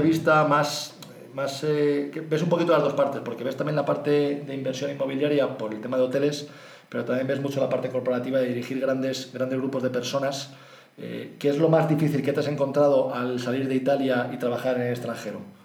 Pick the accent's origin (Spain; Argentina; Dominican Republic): Spain; Nosotros como españoles